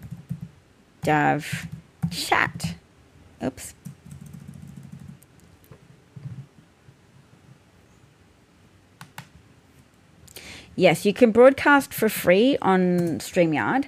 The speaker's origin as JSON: {"language": "English", "country": "Australia"}